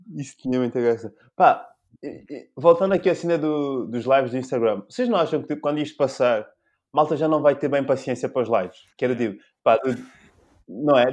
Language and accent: Portuguese; São Tomé, São Tomé & Príncipe; now in Portugal; eu não nasci cá, eu nasci em São Tomé